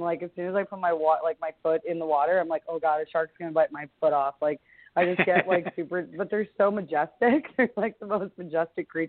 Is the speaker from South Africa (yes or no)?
no; Canada; I'm a Canadian